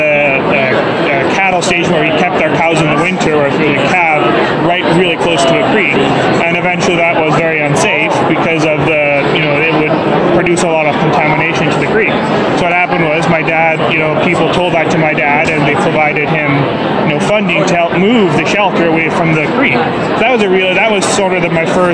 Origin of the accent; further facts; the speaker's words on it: Caron, Saskatchewan, Canada; moved away as an adult; now in Moose Jaw, Canada; I live in Moose Jaw, Saskatchewan. I'm originally from a little small town called Karen